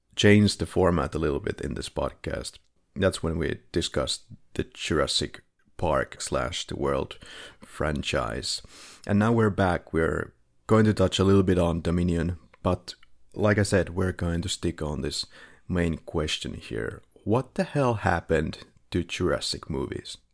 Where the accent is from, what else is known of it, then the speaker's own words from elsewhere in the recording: Finland; now in Philippines; we're both from Finland